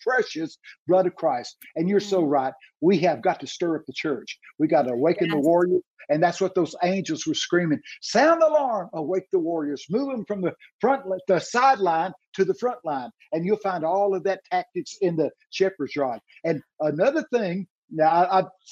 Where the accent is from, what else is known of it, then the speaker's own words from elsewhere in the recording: Texas, United States; I'm from Texas